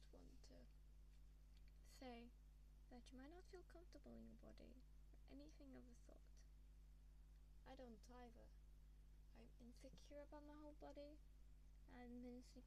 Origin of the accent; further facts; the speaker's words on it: England, United Kingdom; I'm from England